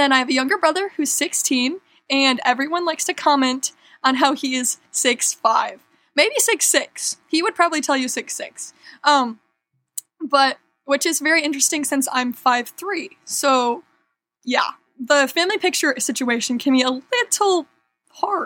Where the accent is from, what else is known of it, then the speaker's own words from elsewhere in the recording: West Michigan, United States; I'm from Michigan, so if you were here, I would hold up my hand and I would point to West Michigan on my hand